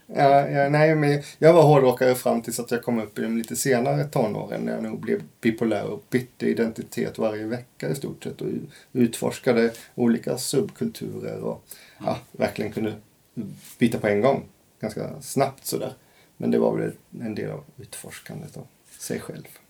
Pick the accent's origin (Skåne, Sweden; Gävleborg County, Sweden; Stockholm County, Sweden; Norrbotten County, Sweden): Skåne, Sweden; rural Scania; Jag kommer från skånska landsbygden